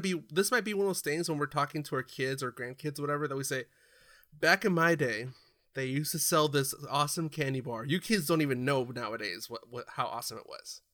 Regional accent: California, United States; growing up in California

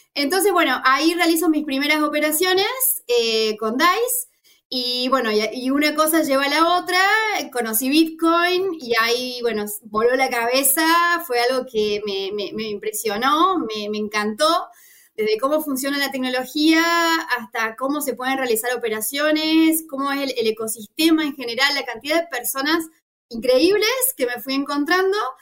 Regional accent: Argentina; soy argentina

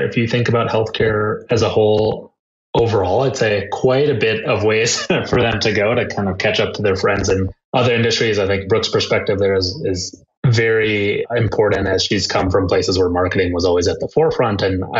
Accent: Chicago, Illinois, United States; moved away as an adult; now in Boulder, United States; I born and raised in Chicago, now live in Boulder, Colorado

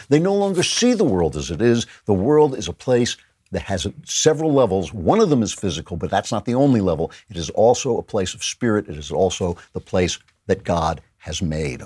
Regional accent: New York, United States; we're New Yorkers

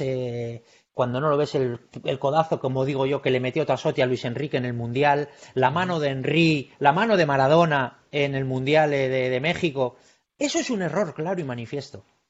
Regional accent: Bilbao, Basque Country, Spain; yo soy de Bilbao

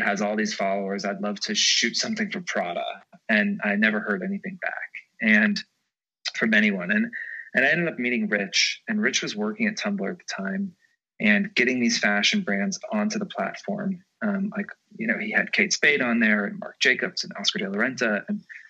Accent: Georgia, United States; now in New York City, United States; I'm from Georgia

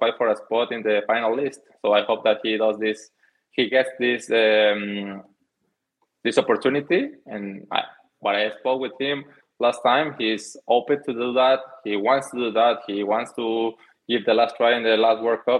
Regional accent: Mexico; English is a second language; moved away as an adult; also born or lived in Netherlands; I moved from Mexico to Holland. I didn't understand any of English, any of Dutch, anything

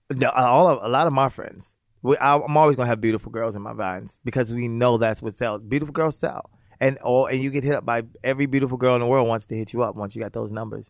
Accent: Baltimore, Maryland, United States; also born or lived in Virginia; I grew up in Baltimore, the projects of Baltimore City.

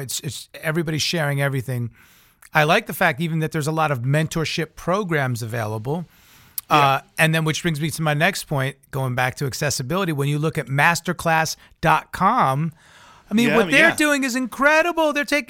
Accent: Long Island, New York, United States; I remember when I was around that high school age, and I'm from Long Island, New York, so I came up with … and ….

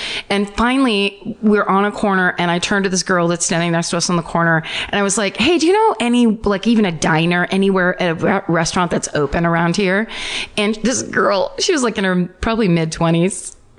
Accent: Alaska, United States; That's nothing. I'm from Alaska. We don't care.

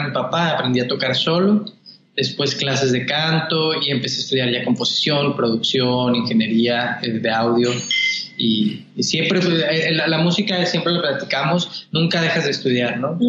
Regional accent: Mexico; now in Los Angeles, United States; así como decimos los mexicanos

